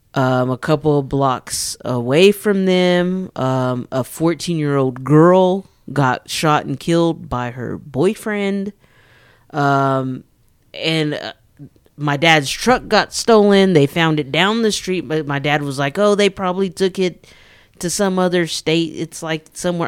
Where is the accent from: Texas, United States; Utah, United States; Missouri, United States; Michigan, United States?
Texas, United States; Amarillo; I grew up in the Mesa Verde area